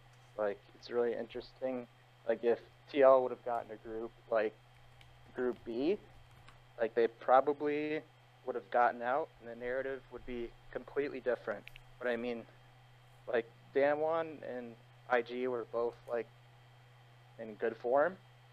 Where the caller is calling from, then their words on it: Chapel Hill, North Carolina, United States; I'm calling from Chapel Hill, North Carolina.